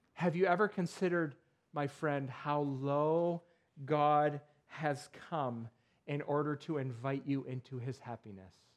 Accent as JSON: {"language": "English", "town": "Perry", "region": "New York", "country": "United States", "tie": "born or raised there", "moved": "yes", "said": "I grew up in Perry, New York"}